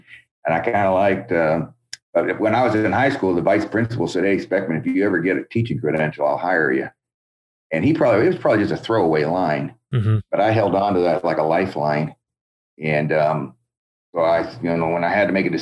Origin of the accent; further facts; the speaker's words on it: about 2 hours from Davis, California, United States; also born or lived in Montreal / Wisconsin; now in Davis, United States; I'm about 2 hours from my hometown where I grew up